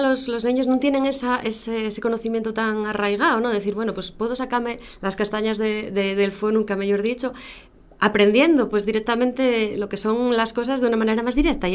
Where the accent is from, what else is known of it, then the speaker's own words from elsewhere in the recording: Gijón, Asturias, Spain; accent: central Asturian; also born or lived in Baselgas; soy de Xixón